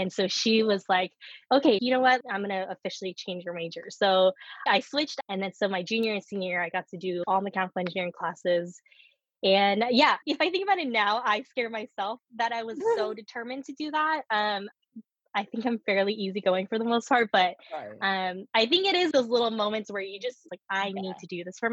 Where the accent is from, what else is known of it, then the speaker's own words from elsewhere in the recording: United States; first language Korean; English is a second language; also born or lived in Korea; I was born in the US